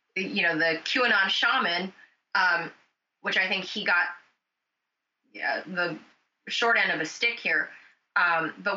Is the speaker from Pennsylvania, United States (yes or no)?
no; Los Angeles, California, United States; I'm from Los Angeles